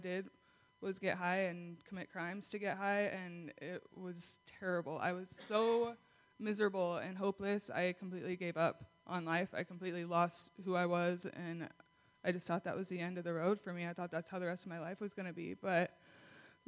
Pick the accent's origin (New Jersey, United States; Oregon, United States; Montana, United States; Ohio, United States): Montana, United States; Kalispell; I'm 24, and I'm from Kalispell.